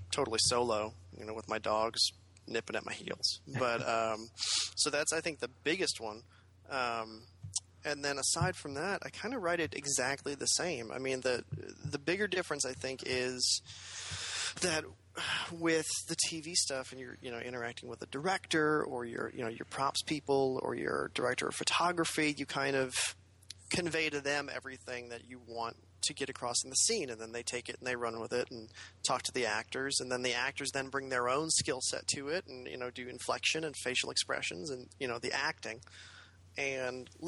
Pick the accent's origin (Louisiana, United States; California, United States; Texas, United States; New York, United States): Louisiana, United States; New Orleans; just outside of New Orleans, actually.